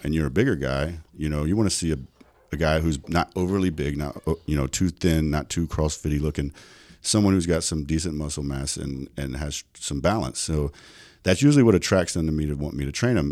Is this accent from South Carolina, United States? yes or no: yes; South Carolina, United States; moved away as an adult; also born or lived in North Dakota; now in Las Vegas, United States; growing up in South Carolina, that was a very, very, very, um, poverty-stricken area